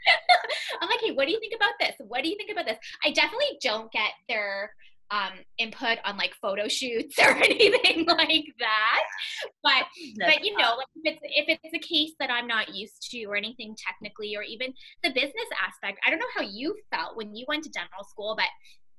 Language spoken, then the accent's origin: English; Winnipeg, Manitoba, Canada; I was born and raised in Winnipeg